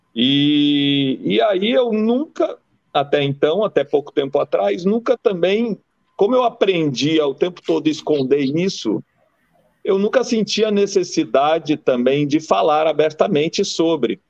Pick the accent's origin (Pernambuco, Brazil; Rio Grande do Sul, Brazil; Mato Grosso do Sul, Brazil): Rio Grande do Sul, Brazil; now in Bahia, Brazil; Eu nasci em 71 no Rio Grande do Sul, né? É um lugar muito machista, preconceituoso